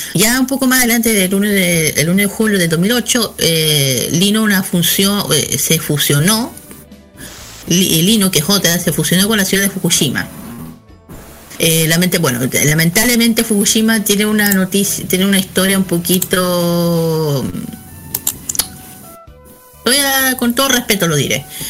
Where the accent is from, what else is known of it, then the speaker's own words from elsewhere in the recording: Chile; nosotros que somos chilenos